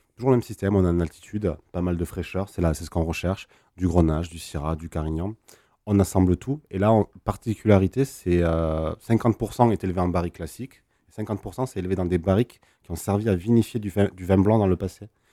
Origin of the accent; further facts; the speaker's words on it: Languedoc, Occitania, France; chez nous dans le Languedoc